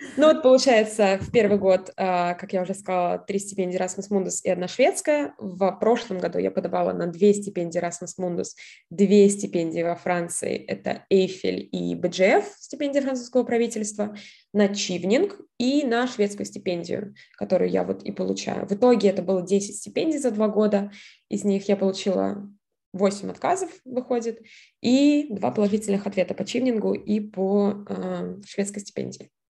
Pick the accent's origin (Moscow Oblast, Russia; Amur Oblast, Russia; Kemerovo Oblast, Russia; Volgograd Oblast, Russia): Volgograd Oblast, Russia; a town near Volgograd; moved away as an adult; also born or lived in Saint Petersburg / United States; я была родилась в городе под Волгоградом